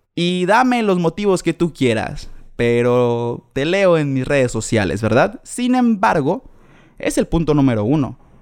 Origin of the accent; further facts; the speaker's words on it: Mexico; nací en México, caray, nací en el mejor lugar en donde se come rico